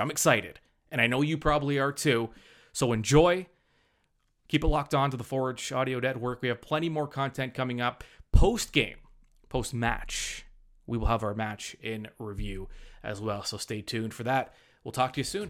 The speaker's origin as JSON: {"language": "English", "town": "Hamilton", "region": "Ontario", "country": "Canada", "tie": "born or raised there", "said": "born and bred in Hamilton"}